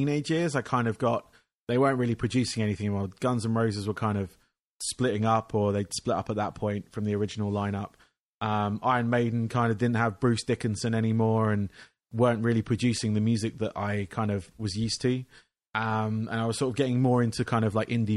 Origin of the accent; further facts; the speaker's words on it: England, United Kingdom; I grew up in England